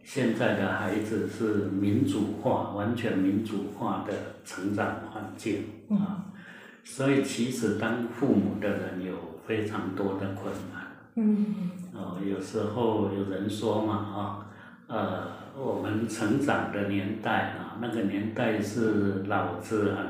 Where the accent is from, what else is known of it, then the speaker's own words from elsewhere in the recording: Taiwan; 我们台湾话讲